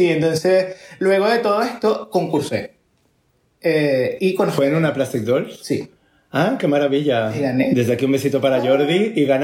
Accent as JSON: {"language": "Spanish", "country": "Venezuela", "moved": "yes", "said": "desde que me vine de Venezuela con, con, las, eh, con mis amigos actualmente aquí"}